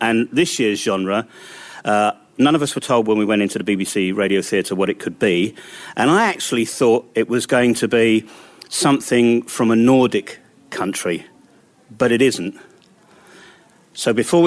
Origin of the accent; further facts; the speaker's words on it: London, United Kingdom; moved away; I'm a born Londoner. I'm not too far from where I was born in West Kensington.